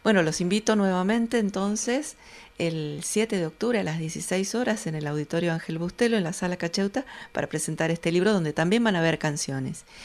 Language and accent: Spanish; Mendoza, Argentina; Te mando un saludo desde aquí, desde Mendoza